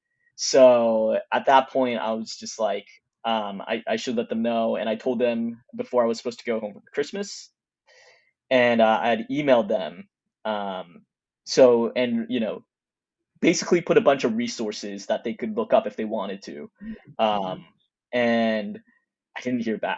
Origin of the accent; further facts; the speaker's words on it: Texas, United States; moved away as an adult; also born or lived in California; I'm originally from Texas and I went to college in California.